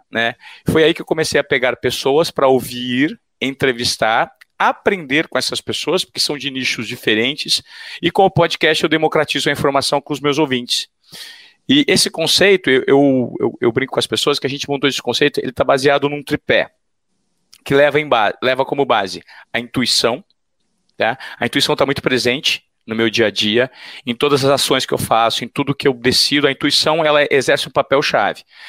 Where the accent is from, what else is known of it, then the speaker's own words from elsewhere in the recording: Presidente Venceslau, São Paulo, Brazil; accent: caipira; Eu sou o típico caipira, criado no interior de São Paulo, que foi conhecer São Paulo, a capital, com 17 anos